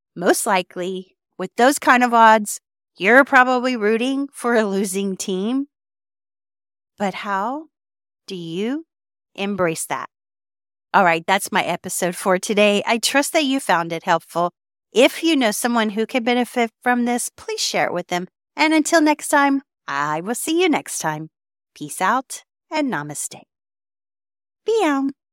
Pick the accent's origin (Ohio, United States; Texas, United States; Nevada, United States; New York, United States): Texas, United States; I am from Texas